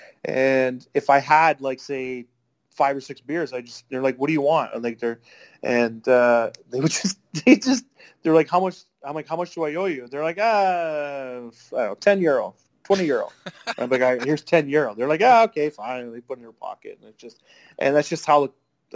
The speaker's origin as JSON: {"language": "English", "country": "Canada"}